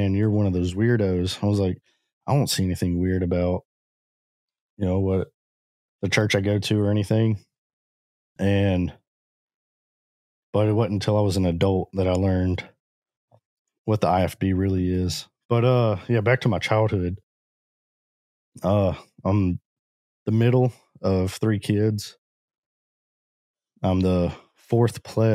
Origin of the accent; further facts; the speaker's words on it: Orange, Texas, United States; also born or lived in Jefferson County, Texas / Newton County, Texas; I grew up in Southeast Texas in the Orange area. Grew up and have lived here my entire life.